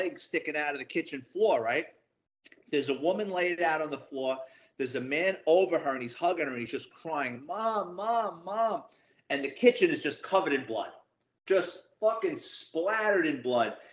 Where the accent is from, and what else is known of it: New York City, New York, United States; born or raised there